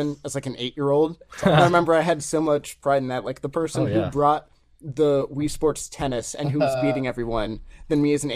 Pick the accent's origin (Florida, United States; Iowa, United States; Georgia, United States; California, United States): California, United States; my hometown in California